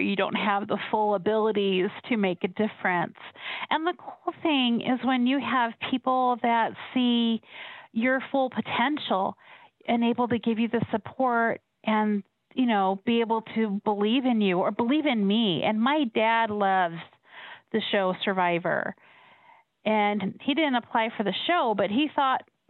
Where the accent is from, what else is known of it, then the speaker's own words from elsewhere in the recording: Colorado, United States; I was born and raised in Colorado